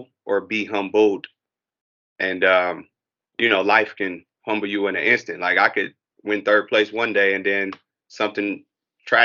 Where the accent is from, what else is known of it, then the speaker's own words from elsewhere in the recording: Detroit, Michigan, United States; also born or lived in Nashville, Tennessee; I was in Detroit, born and raised in Detroit, on the west side of Detroit, and educated through the Detroit public school system